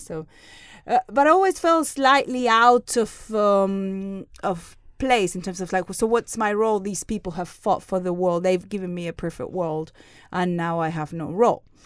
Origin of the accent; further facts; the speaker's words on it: Seville, Andalusia, Spain; I'm Spanish. I was born in Sevilla, in the south of Spain.